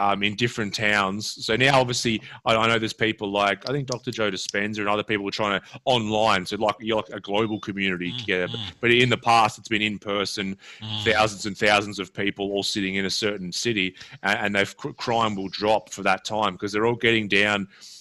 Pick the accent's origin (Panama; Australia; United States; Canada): Australia